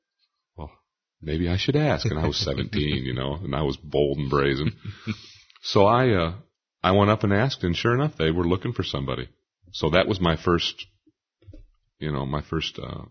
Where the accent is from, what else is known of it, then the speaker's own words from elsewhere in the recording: Port Clinton, Ohio, United States; I grew up in Port Clinton, Ohio, and we really didn't have any kind of gospel music at all.